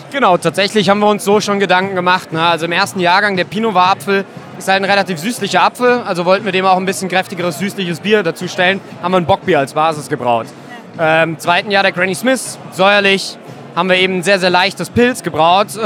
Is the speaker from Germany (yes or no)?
yes; Mainz, Rhineland-Palatinate, Germany; als Mainzer ist der Frankfurter Markt für uns sogar relativ wichtig